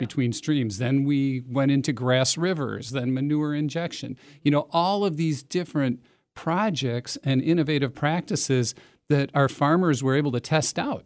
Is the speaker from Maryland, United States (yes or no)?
no; Middleton, Wisconsin, United States; I grew up in Middleton